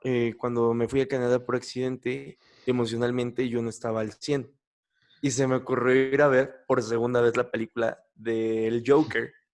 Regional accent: Mexico; yo soy mexicano

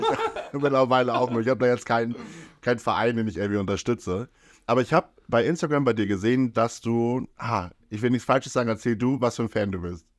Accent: Brillit, Lower Saxony, Germany; ich komme ja aus Brillitt

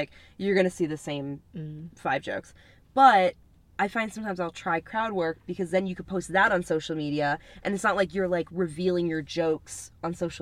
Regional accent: New Jersey, United States; That's my home state

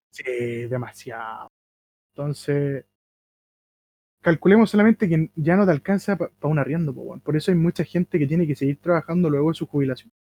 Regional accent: Chile; Nosotros como chilenos

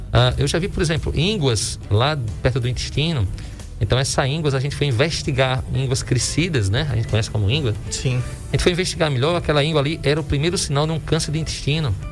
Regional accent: Northeast Region, Brazil; A gente saiu aqui do Nordeste, vai para aquela região e eu não sabia o que era dor na pente.

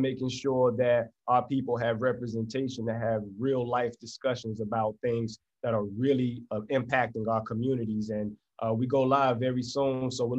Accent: Florida, United States; also born or lived in Tallahassee / Tampa / Orlando; I come from Florida, did a lot of moving around, had a very difficult past, made some, you know, decisions that moved me around, but lived in Tallahassee, Florida, Tampa, Florida, Orlando, Florida, ended up here.

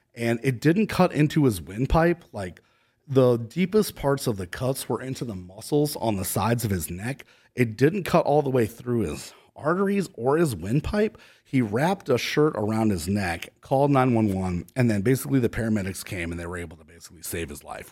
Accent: Cleveland, Ohio, United States; also born or lived in San Diego, California; now in Austin, United States; I'm from Cleveland, Ohio originally

